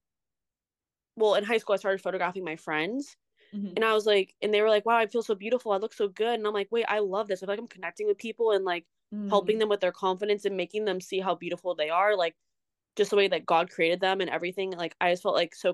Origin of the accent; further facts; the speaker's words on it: Irvine, California, United States; I'm from Irvine, California